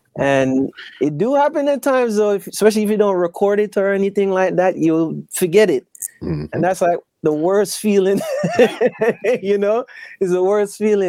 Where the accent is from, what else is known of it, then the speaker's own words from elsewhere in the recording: Kingston, Jamaica; grew up in Kingston, Jamaica